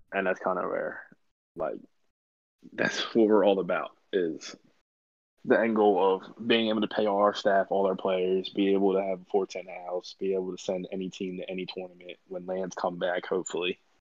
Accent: Baltimore, Maryland, United States; we're from Baltimore, Maryland

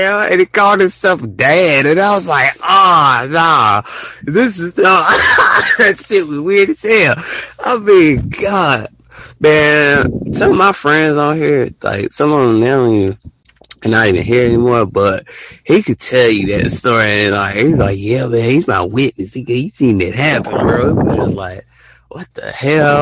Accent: Alabama, United States

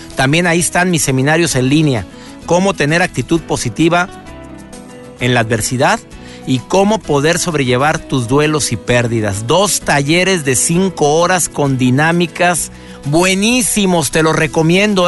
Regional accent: Monterrey, Nuevo León, Mexico; mi querido Monterrey, de donde soy originario.

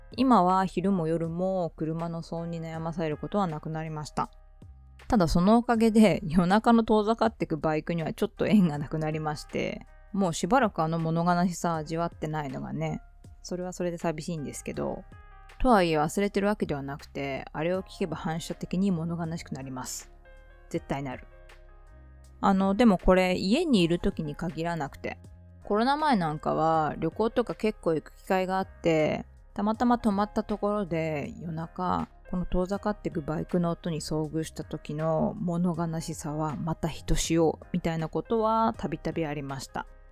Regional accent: Shimizu, Shizuoka, Japan; moved away as an adult; also born or lived in Tokyo; now in Yokohama, Japan; 清水の生まれ育ちです

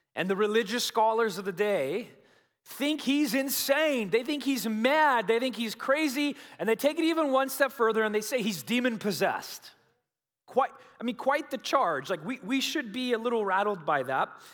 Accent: United States; we Americans

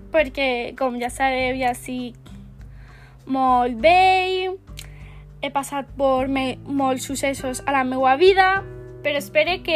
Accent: Barcelona, Catalonia, Spain; born there; Vaig néixer a Barcelona el 11 de juliol de 1965 vaig estudiar antropologia a la Universitat de Barcelona.

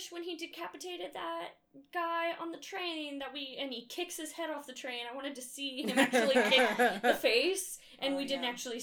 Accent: Southern California, United States; I'm from Southern California and we have cliffs that overlook the ocean

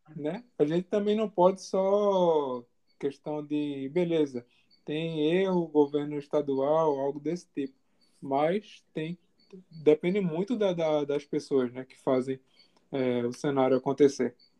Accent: Jaboatão dos Guararapes, Pernambuco, Brazil; onde eu moro. Sou de Jaboatão.

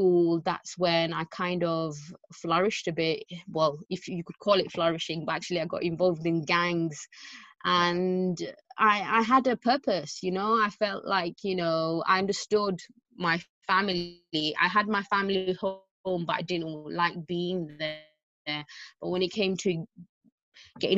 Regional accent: London, United Kingdom; It was East London, so I was raised in East London.

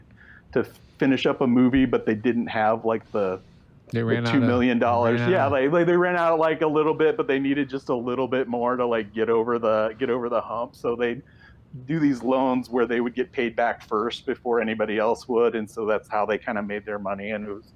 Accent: Iowa, United States; moved away as an adult; also born or lived in Orlando, Florida / Chicago, Illinois / Anaheim, California; now in California, United States; I was raised in Iowa

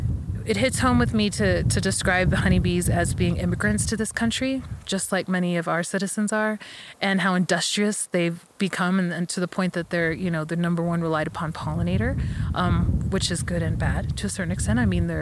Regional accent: New Mexico, United States; you're from Michigan, I'm from New Mexico, why don't we split the time in each place?

